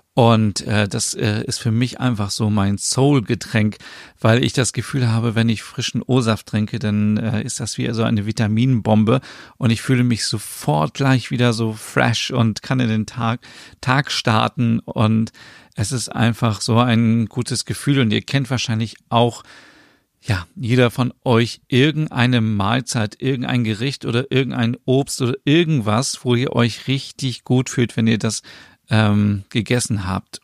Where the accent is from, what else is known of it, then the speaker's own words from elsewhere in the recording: Germany; bei uns in Deutschland